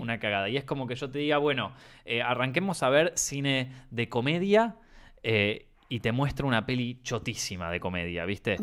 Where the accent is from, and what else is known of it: Argentina; accent: Argentine